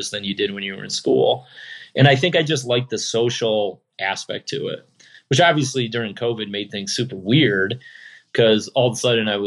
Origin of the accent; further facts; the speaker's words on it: Rochester, New York, United States; now in Buffalo, United States; I was born just outside Rochester. I was born between Rochester and Syracuse. I live in Buffalo.